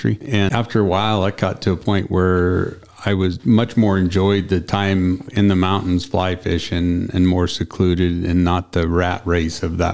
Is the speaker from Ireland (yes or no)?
no; Eastern Washington, United States; moved away as an adult; now in Wyoming, United States; I grew up in Eastern Washington, hunting and fishing there around Grand Coulee Dam area in the wheat country, little small town